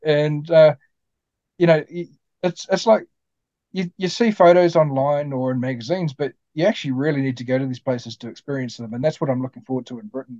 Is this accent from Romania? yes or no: no; New Zealand; a Kiwi like me.